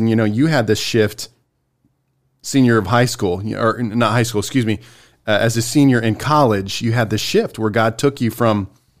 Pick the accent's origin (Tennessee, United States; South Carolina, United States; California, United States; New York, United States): South Carolina, United States; Spartanburg; I came from Spartanburg, South Carolina.